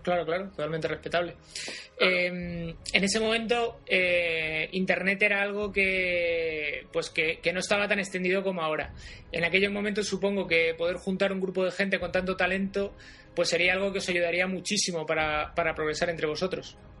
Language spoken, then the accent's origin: Spanish; Spain; ¿eres español? Y yo, pues sí